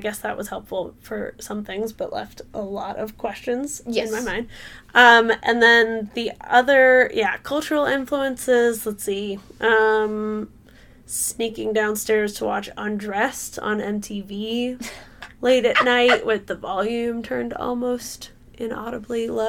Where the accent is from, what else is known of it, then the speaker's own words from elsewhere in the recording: San Francisco Bay Area, California, United States; growing up in the San Francisco Bay Area